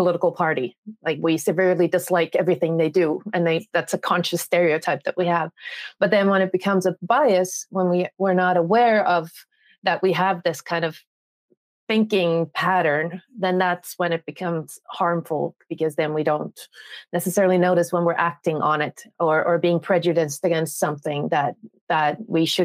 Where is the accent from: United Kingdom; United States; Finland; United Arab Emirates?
Finland; I am from Finland